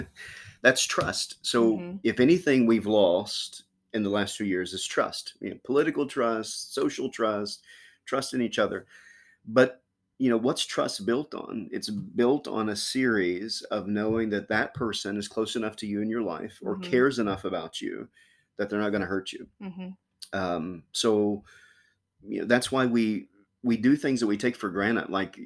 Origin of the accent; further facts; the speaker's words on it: Kentucky, United States; now in Chillicothe, United States; I was born in Kentucky.